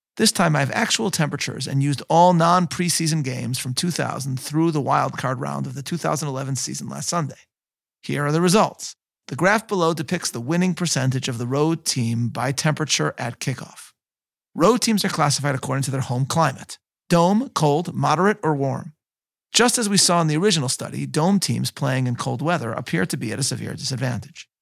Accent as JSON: {"language": "English", "town": "Chicago", "region": "Illinois", "country": "United States", "tie": "born or raised there", "said": "my hometown of Chicago"}